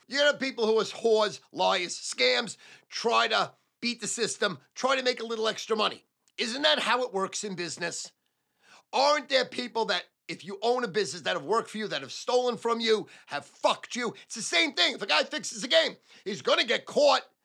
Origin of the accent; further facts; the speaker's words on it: United States; as an American, a red-blooded American